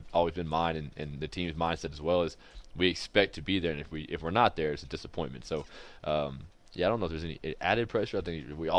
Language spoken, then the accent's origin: English; Texas, United States; you got a pretty heavy accent. I'm like, yeah, I'm from Texas. I play football.